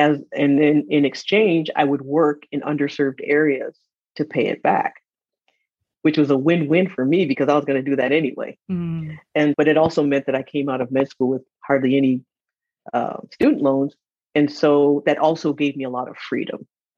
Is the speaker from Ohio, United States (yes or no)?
no; Michigan, United States; also born or lived in East Africa; I am from Michigan, but grew up in East Africa.